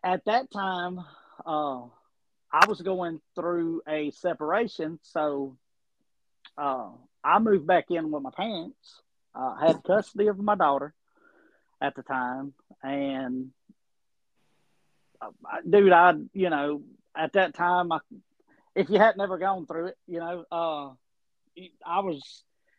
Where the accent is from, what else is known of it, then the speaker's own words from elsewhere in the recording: Raleigh, Mississippi, United States; also born or lived in Augusta, Georgia / Taylorsville, Mississippi / Laurel, Mississippi; Smith County. I was born in Augusta, Georgia. My daddy was a sailor